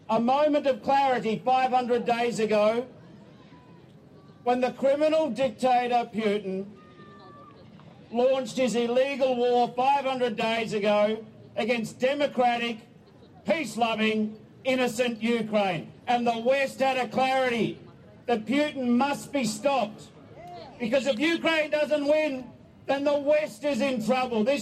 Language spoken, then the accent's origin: English; Australia; I am here both as a Australian and representing the government